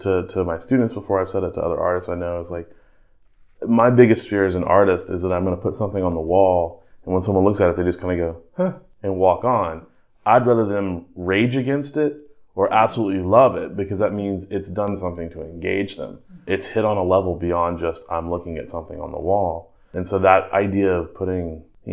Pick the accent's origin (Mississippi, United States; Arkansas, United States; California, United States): Arkansas, United States; North Little Rock; I grew up in Indian Hills in North Little Rock